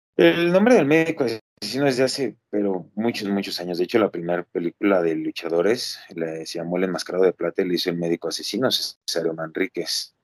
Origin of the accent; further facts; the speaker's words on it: Mexico; todos en algún momento como mexicanos lo que queremos es llegar a la Arena México